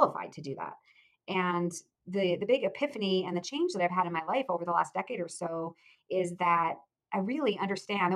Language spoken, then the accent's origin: English; Akron, Ohio, United States; I grew up in Ohio, in Akron, Ohio